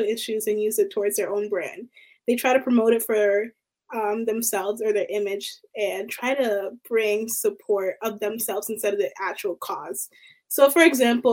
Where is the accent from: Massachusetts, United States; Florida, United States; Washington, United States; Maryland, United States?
Maryland, United States; Baltimore; I'm from Baltimore, Maryland